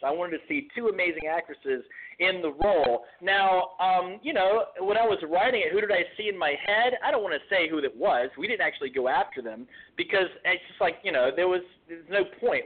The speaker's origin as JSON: {"language": "English", "region": "North Carolina", "country": "United States", "moved": "as an adult", "lives_now": "New York, United States", "said": "I am from North Carolina"}